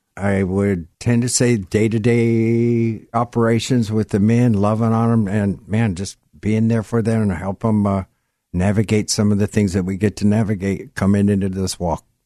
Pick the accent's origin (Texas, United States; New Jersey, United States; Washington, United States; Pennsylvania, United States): Washington, United States; Gig Harbor; I grew up in Gig Harbor